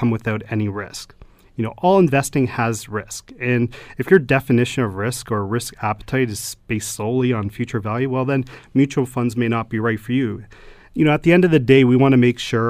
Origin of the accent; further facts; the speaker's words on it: Stoney Creek, Ontario, Canada; I grew up in Stoney Creek all my life and, you know, and married and children now